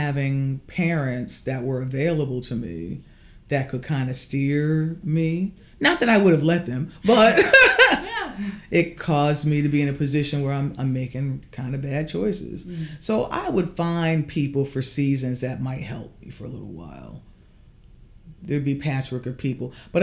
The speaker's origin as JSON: {"language": "English", "town": "Norfolk", "region": "Connecticut", "country": "United States", "tie": "born or raised there", "also_born_or_lived": "New Britain, Connecticut", "said": "I was born in Norfolk, Connecticut in 1962"}